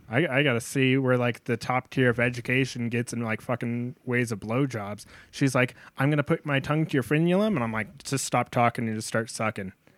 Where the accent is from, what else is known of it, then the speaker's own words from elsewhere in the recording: North Dakota, United States; I'm from North Dakota. That means I'm a oil field trash